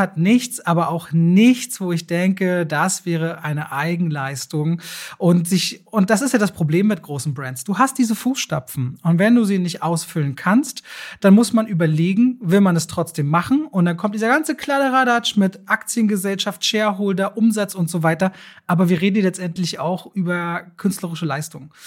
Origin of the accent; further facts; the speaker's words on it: Berlin, Germany; für mich so als Berliner. Ich bin so ein Berliner, ich liebe meine Stadt ja.